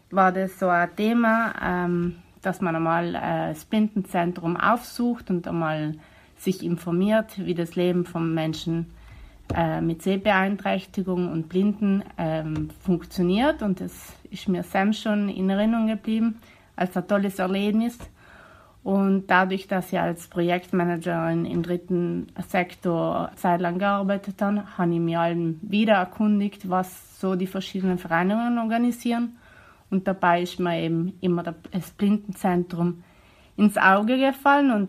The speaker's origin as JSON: {"language": "German", "town": "Bolzano", "region": "Trentino-Alto Adige", "country": "Italy", "said": "Ich komme aus Bozen."}